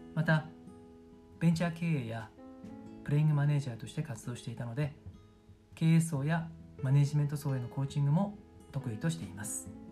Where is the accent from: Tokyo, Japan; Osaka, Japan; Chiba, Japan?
Tokyo, Japan; moved away as an adult; also born or lived in Sendai, Miyagi / Yamagata / Shanghai, China / United Kingdom; 地元は東京にある古着のメッカ下北沢です